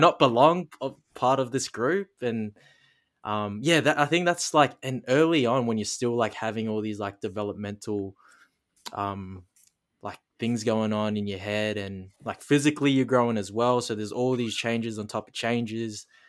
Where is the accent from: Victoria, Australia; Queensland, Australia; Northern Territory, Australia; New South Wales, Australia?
Northern Territory, Australia; Darwin; born and raised in Darwin, Northern Territory, the most northern coastal point of Australia